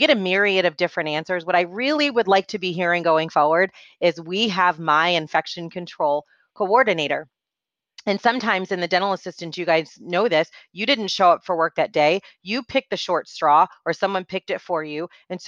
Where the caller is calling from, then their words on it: Atlanta, Georgia, United States; So I am joining you from Atlanta, Georgia.